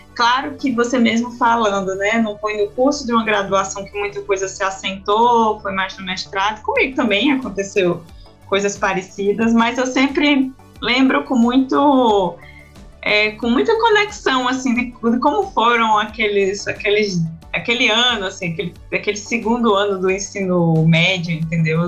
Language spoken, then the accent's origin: Portuguese; Paraíba, Brazil; sou paraibana de uma de uma cidade de interior de 400 mil habitantes